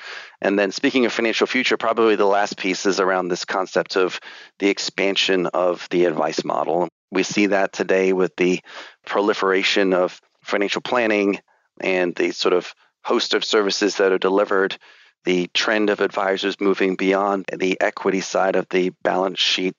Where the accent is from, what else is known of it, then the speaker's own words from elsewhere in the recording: England, United Kingdom; I was born and raised in England, albeit I do not have an accent.